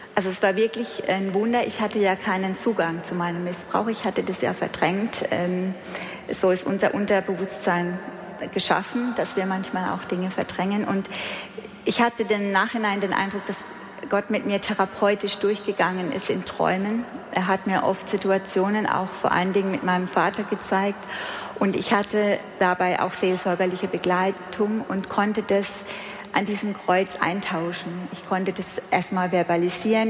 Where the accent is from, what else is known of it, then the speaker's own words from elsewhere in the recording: Heidelberg area, Baden-Württemberg, Germany; ich komme aus der Heidelberger Ecke